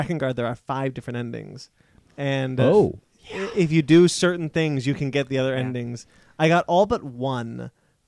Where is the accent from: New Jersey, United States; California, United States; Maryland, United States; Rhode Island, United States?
California, United States; Monterey; moved away; Monterey, my hometown